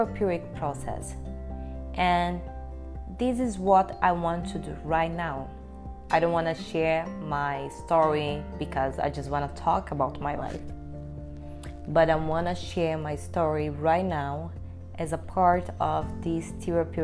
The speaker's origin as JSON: {"language": "English", "town": "Brasília", "region": "Federal District", "country": "Brazil", "tie": "born or raised there", "also_born_or_lived": "Salvador, Bahia, Brazil", "first_language": "Portuguese", "second_language": "English", "moved": "yes", "said": "when I was at the age of 3 years old, I moved to Brasilia, the capital of Brazil. And I grew up there."}